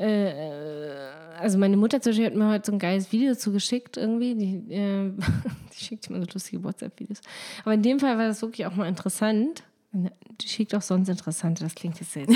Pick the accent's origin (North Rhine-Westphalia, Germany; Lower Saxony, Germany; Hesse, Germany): Lower Saxony, Germany; ich komme ja aus Niedersachsen